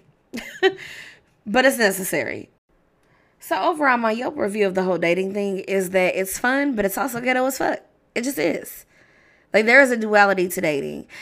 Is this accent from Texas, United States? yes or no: no; Louisville, Kentucky, United States; as a high school student growing up in Louisville, Kentucky